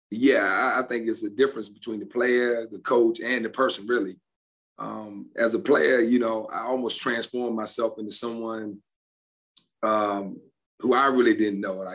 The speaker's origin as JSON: {"language": "English", "town": "Forest", "region": "Virginia", "country": "United States", "tie": "born or raised there", "said": "I'm from Forest, Virginia. Forest. So Forest. I, yeah, I, I, know my people back home, so I know they would be all over me if I didn't recognize our hometown. We are very close to Lynchburg."}